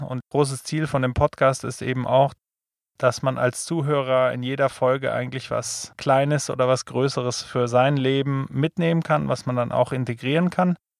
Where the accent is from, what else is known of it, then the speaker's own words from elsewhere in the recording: Germany; wir als Deutsche